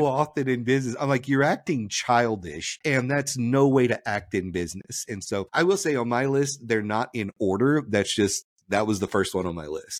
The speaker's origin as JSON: {"language": "English", "region": "Louisiana", "country": "United States", "said": "I'm from Louisiana"}